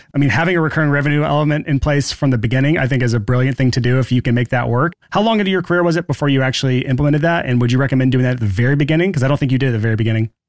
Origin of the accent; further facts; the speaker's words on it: Alabama, United States; I'm from Alabama